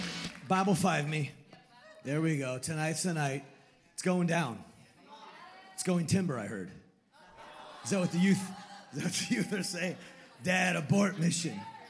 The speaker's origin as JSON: {"language": "English", "town": "Sonoma", "region": "California", "country": "United States", "tie": "born or raised there", "said": "Born and raised in Sonoma, California."}